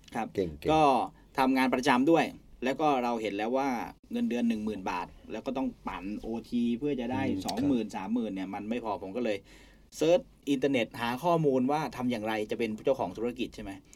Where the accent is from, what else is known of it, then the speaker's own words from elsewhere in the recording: Nakhon Si Thammarat, Thailand; moved away; ผมโตที่จังหวัดนครศรีธรรมราช